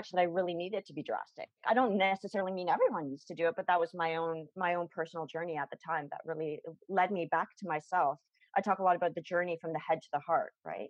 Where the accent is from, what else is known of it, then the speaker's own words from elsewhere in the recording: Toronto, Ontario, Canada; I'd flown from my hometown, from Toronto